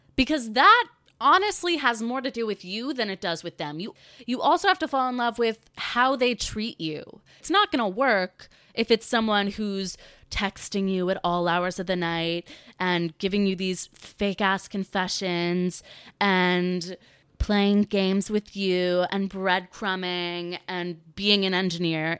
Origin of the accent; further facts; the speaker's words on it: North Carolina, United States; growing up in the South, growing up in North Carolina, in the suburbs